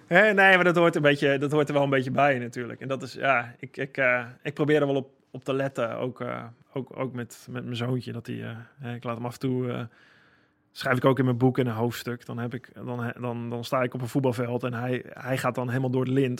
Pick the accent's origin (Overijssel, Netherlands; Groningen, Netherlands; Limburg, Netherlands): Overijssel, Netherlands; Holten; moved away; also born or lived in Friesland; Holte, waar ik vandaan kom, in het oosten van het land